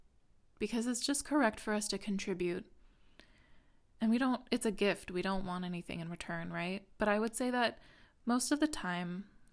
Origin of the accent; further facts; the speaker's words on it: Midwest, United States; that was definitely it for me as a woman growing up in the Midwest.